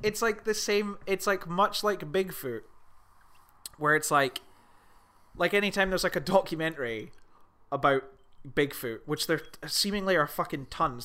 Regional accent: Scotland, United Kingdom; I'm Scottish

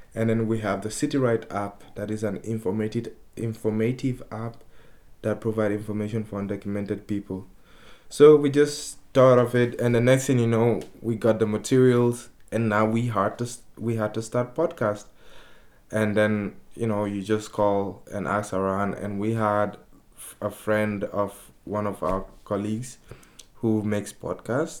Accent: Guinea; also born or lived in Spain; now in Amsterdam, Netherlands; I'm from Guinea

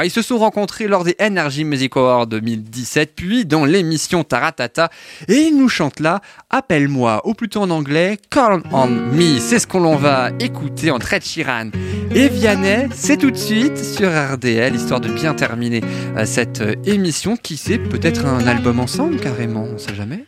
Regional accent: France; chez nous en France

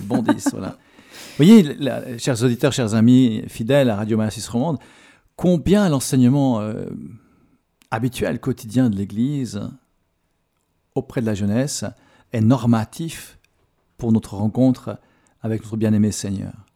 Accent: Switzerland; chez nous en Suisse

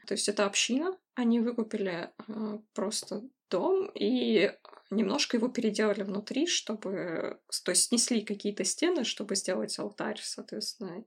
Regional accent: Siberia, Russia; я из Сибири

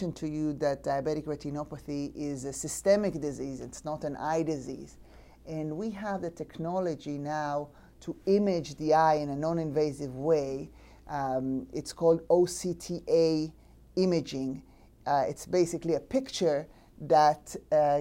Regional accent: Israel; moved away; I'm from born and raised in Israel.

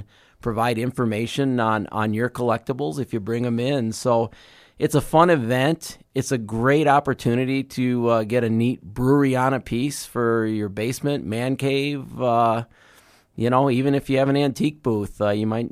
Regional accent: Chicago, Illinois, United States; I grew up in the Chicago area

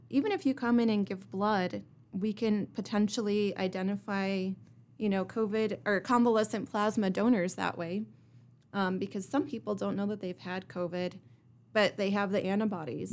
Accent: Kearney, Nebraska, United States; now in Rapid City, United States; I come from Kearney, Nebraska, and I moved here to Rapid City in two thousand eight

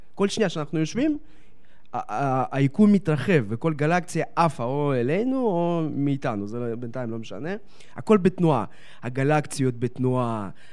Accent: Netanya, Central District, Israel; also born or lived in Donetsk, Ukraine (Soviet Union); הגעתי לארץ

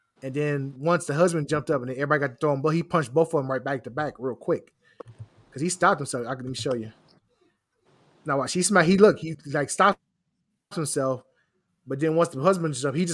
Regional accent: Philadelphia, Pennsylvania, United States; I'm from Philadelphia

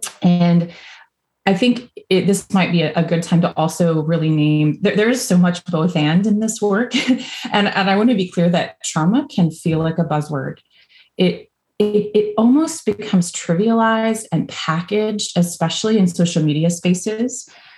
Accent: Virginia, United States; now in Louisville, United States; So if you hear a y'all or I'm originally from Virginia. I don't have much of an accent anymore, but sometimes it comes out.

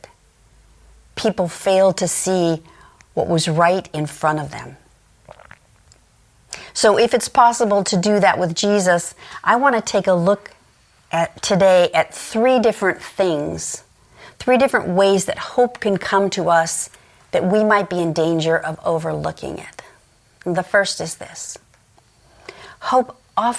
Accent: Los Angeles, California, United States; I grew up in Los Angeles

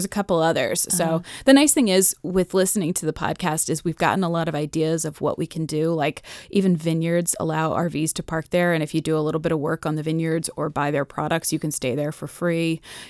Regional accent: Massachusetts, United States; also born or lived in New York City / Maryland; I was born in New York City. We lived on a Governor's Island, the base. We lived there till I was about 4 years old. And then we moved to Maryland. We lived in Chevy Chase for another 3 years. And then we moved to Massachusetts.

